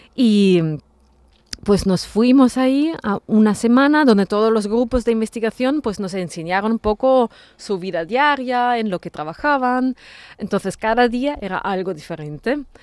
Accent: Austria; Spanish is a second language; moved away as an adult; also born or lived in Vienna, Austria / Italy; now in Seville, Spain; mis padres ya se mudaron a Austria, a varios sitios en Austria, y bueno, ahí hice el instituto, el colegio, el instituto

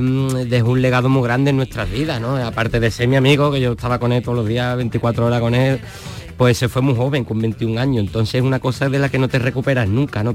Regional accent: Jerez de la Frontera, Andalusia, Spain; now in Chiclana de la Frontera, Spain; Soy de Jerez porque es el equipo de mi tierra

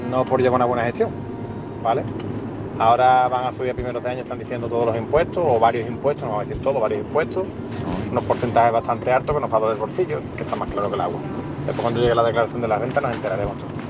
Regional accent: Seville, Andalusia, Spain; Buenas, eh … de Sevilla y yo es que sigo cobrando lo mismo que hace 20 años.

